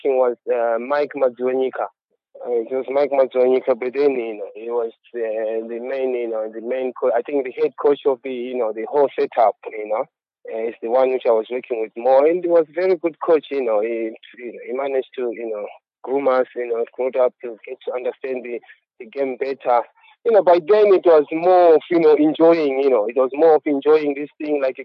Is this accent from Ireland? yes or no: no; Zimbabwe; moved away; also born or lived in Harare, Zimbabwe; Then I went through academy from my hometown, which was in Ntare. Then I had to move to Harare